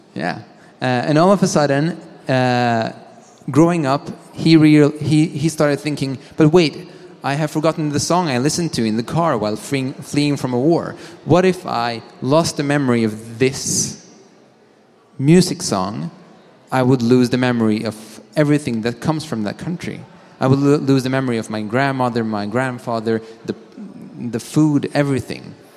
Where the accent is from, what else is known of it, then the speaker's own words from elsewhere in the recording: Sweden; I am from Sweden